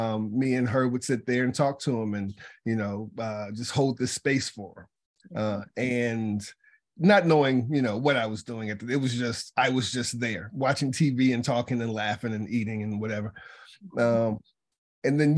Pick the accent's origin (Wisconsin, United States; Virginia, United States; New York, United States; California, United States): Virginia, United States; Charlottesville; I'm from Charlottesville, Virginia, and that's where I got started in this whole thing. I was a kid